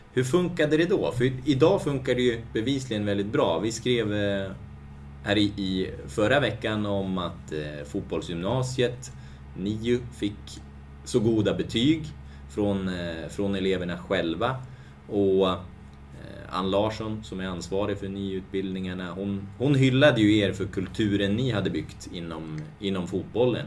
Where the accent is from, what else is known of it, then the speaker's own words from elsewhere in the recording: Hudiksvall, Gävleborg County, Sweden; jag kommer från Hudik